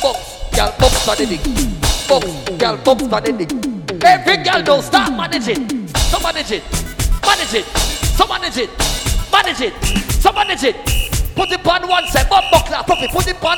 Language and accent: English; Jamaica; accent: Jamaican; I'm not American, I can't speak American. I'ma try my best, but I'ma give it a straight Jamaican shit